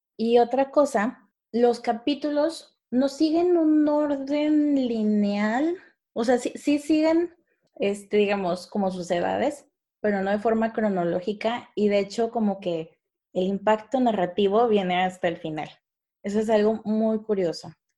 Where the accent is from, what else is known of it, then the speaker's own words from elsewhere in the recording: Mexico; así somos los mexicanos